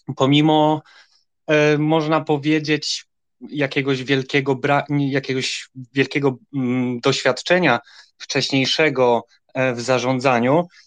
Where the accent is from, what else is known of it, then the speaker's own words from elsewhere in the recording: Wrocław, Lower Silesian Voivodeship, Poland; jestem z Wrocławia